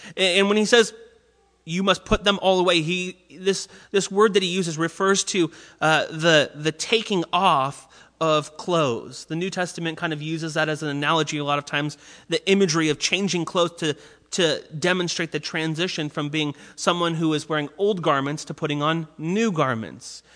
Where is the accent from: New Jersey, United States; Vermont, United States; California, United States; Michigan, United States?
California, United States; Orange County; I grew up in Orange County where I was on the water a lot